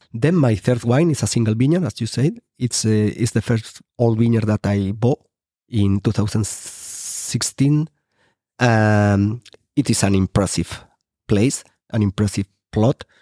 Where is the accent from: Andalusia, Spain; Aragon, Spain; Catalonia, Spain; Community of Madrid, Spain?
Aragon, Spain; Rubielos de Mora; English is a second language; planting, um, a few hectares in my hometown